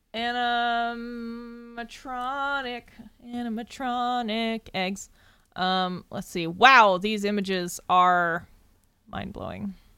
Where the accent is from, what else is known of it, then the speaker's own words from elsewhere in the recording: Massachusetts, United States; We are from Massachusetts